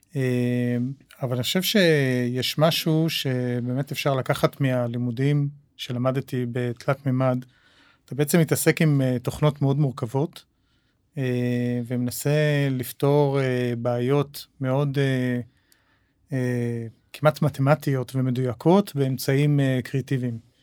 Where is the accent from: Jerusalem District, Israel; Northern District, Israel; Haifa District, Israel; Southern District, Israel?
Jerusalem District, Israel; Jerusalem; now in Tel Aviv, Israel; גדלתי בירושלים, uh, שנות ה-70 וה-80